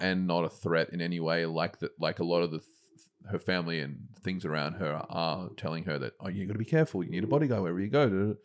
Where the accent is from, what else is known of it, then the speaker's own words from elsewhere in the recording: Lane Cove, New South Wales, Australia; I grew up in Lane Cove